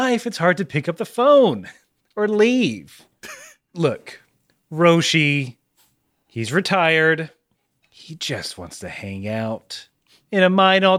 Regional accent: Montreal, Quebec, Canada; Sorry, I'm from Quebec.

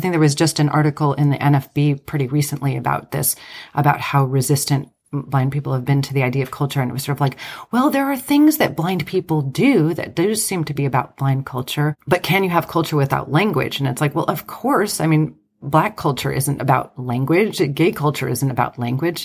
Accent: United States; I'm Greek American

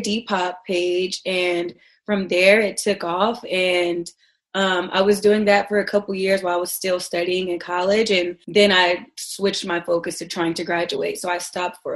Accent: Oklahoma, United States; moved away as an adult; now in New York, United States; I'm originally from Oklahoma, so I went to Oklahoma State University

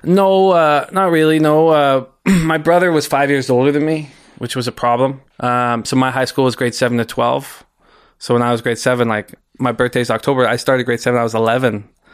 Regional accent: West Vancouver, British Columbia, Canada; I grew up in West Vancouver, graduated from West Van High

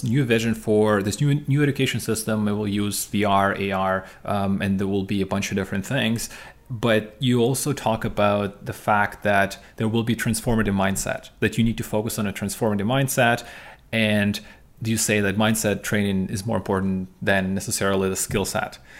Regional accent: Ukraine; I'm from Ukraine, from Eastern Europe

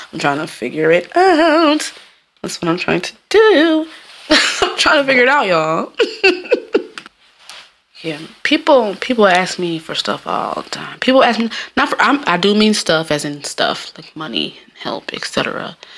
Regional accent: Jamaica; I'm Jamaican

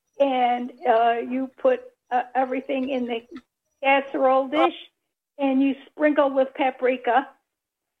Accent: Elmira, New York, United States; moved away; also born or lived in Baltimore; I was born in Elmira, New York

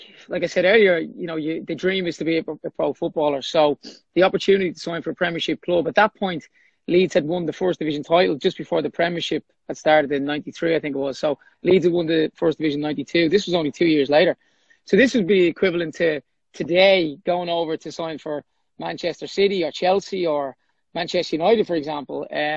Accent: Dublin, Leinster, Ireland; I grew up in Baldoyle in North Dublin.

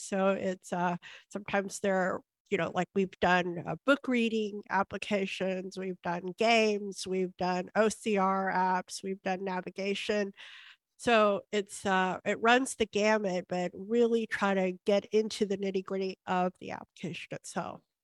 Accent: Houston, Texas, United States; I grew up here in Houston

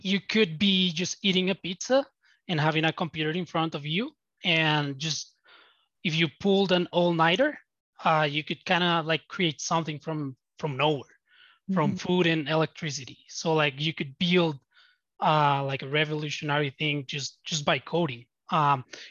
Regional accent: Bogota, Colombia; I'm from Latin America. I'm from Bogota, Colombia.

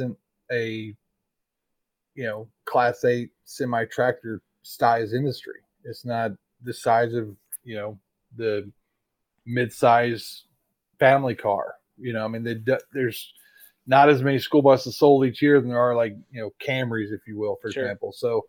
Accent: Tulsa, Oklahoma, United States; now in Arizona, United States; I'm from Tulsa

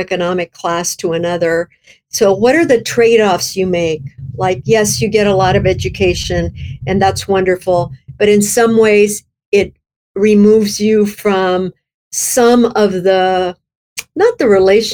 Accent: South Texas, United States; moved away as an adult; also born or lived in Midwest; now in California, United States; I grew up in South Texas, but we weren't immigrants

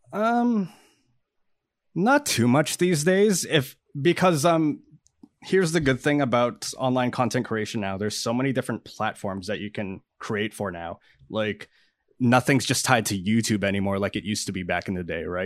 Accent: Canada; I'm a Canadian musician and producer

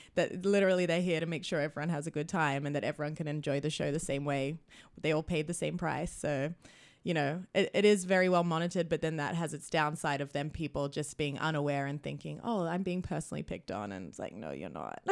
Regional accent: New South Wales, Australia; also born or lived in Sunshine Coast, Queensland; now in Vancouver, Canada; I grew up in New South Wales, but then I lived on the sunshine coast of Queensland for a few years before I moved out here

